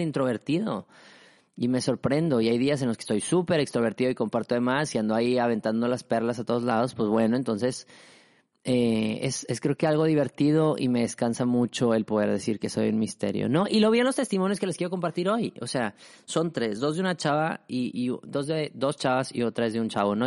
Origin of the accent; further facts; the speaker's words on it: Mexico; yo soy mexicano